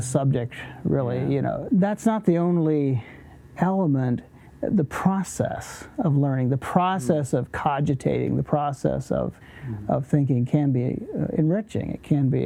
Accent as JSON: {"language": "English", "region": "Virginia", "country": "United States", "tie": "born or raised there", "also_born_or_lived": "Lancaster County, Pennsylvania", "moved": "yes", "lives_now": "Lancaster, United States", "said": "I was born in Virginia"}